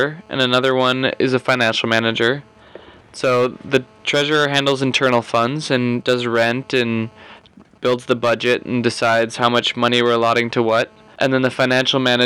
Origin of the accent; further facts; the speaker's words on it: St. Paul, Minnesota, United States; I grew up in St. Paul. So, in the McAllister-Groveland area